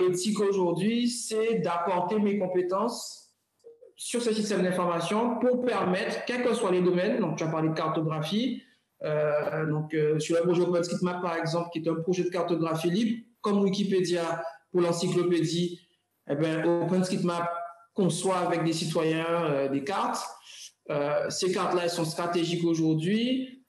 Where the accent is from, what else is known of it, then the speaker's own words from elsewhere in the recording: Guadeloupe; moved away; also born or lived in Europe; en tant que Guadeloupéen